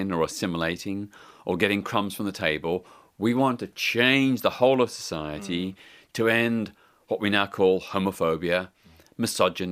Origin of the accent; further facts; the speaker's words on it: Melbourne, Victoria, Australia; moved away; when I was growing up in Australia in the 1960s, in my hometown of Melbourne